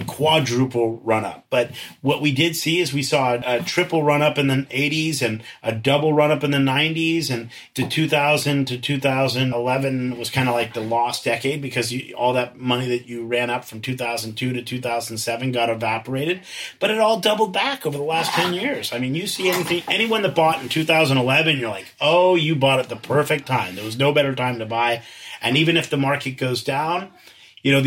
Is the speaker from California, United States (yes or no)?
yes; San Francisco, California, United States; So I grew up in San Francisco. I went to the parochial Catholic schools here